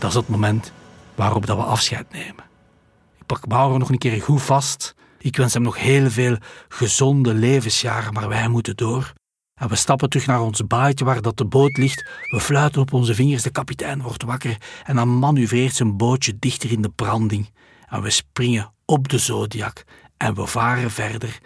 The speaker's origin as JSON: {"language": "Dutch", "country": "Belgium", "said": "we komen uit België"}